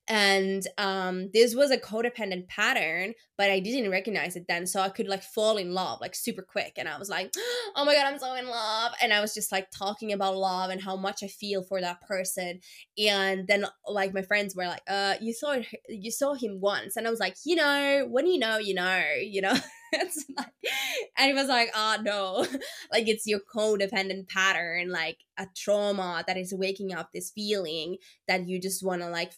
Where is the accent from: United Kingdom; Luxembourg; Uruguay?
Luxembourg; born there; first language French; English is a second language; Just a funny fact, I was born in Luxembourg. So the first language I ever heard was French. And then of course I was raised by Finnish family. So that became the second language.